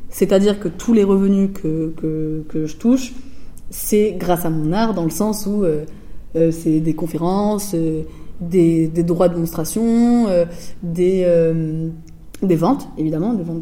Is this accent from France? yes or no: no; Hesse, Germany; j'ai grandi dans la Hesse, mon frère